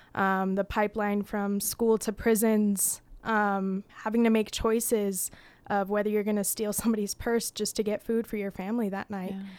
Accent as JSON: {"language": "English", "region": "Utah", "country": "United States", "tie": "born or raised there", "said": "growing up in Utah"}